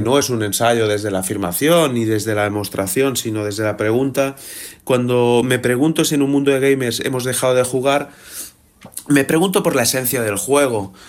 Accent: Barcelona, Catalonia, Spain; nací en 1980 en Barcelona

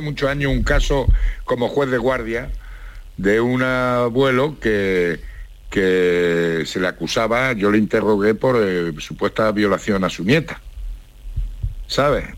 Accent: Spain; Soy español

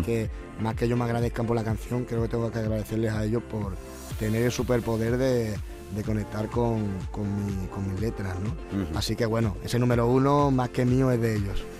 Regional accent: Seville, Andalusia, Spain; desde pequeño eh, llevo yendo allí, me parece que, como al ser mi ciudad, al ser mi tierra

